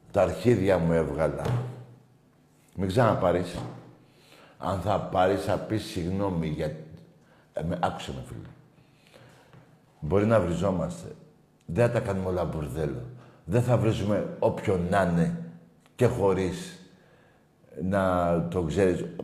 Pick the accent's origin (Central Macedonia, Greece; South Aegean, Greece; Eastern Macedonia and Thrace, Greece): South Aegean, Greece; Rhodes; Είμαι ο Παναθηναϊκός από τη Ρόδο και να μιλήσουμε για φέτος.